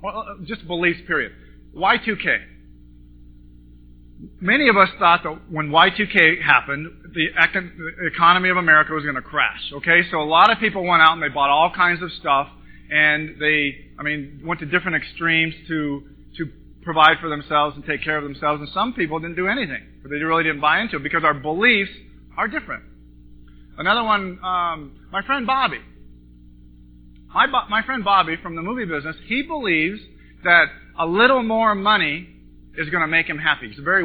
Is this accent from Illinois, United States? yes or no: no; Montana, United States; moved away as an adult; now in California, United States; But anyway, I grew up in Montana. I moved to California in 1986 with a film degree, motion picture film degree